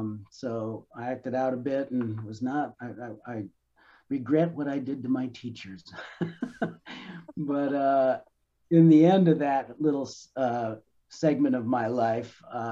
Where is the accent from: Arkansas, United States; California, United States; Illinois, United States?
Illinois, United States; Chicago; moved away as an adult; in Chicago, Jewish ghetto in northwestern Chicago, Rogers Park. And it was a big city surrounded by cement and man-made things. And I was not a very happy kid growing up in the 60s